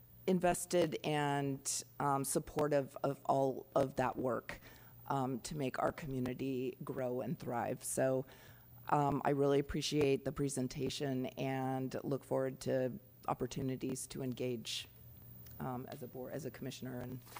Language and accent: English; San Francisco Bay Area, California, United States; now in Multnomah County, United States; I grew up in San Francisco Bay Area before Silicon Valley